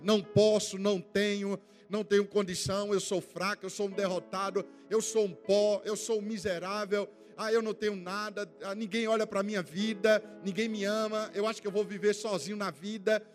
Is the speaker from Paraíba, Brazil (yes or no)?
yes; Campina Grande, Paraíba, Brazil; sou lá de Campina Grande